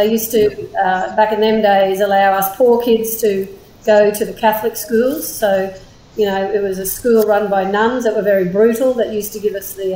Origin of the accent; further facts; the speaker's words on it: Brisbane, Queensland, Australia; I grew up here in Meanjin, so on the north side of known as Brisbane or Brisvegas